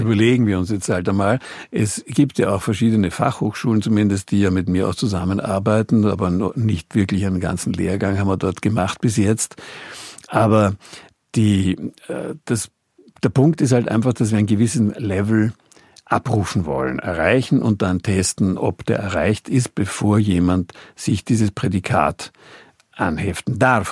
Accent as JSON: {"language": "German", "country": "Austria", "also_born_or_lived": "Bonn, Germany / Hamburg, Germany", "said": "als Österreicher"}